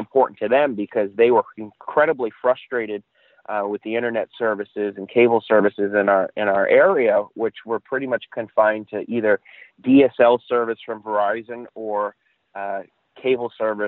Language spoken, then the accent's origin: English; Chicopee, Massachusetts, United States; I grew up in Chicopee, went to school there, and shortly after my second year of college, was hired by the mayor of the city of Chicopee.